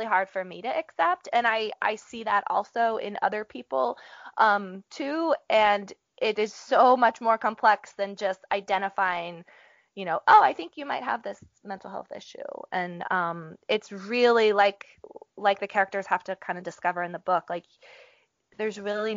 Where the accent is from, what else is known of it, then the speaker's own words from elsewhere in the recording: Appalachia, United States; I grew up in Appalachia